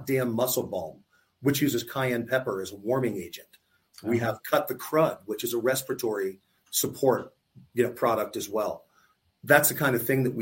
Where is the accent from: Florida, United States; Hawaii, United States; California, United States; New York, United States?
Florida, United States; Tampa; I grew up in Tampa. I went to college in Tampa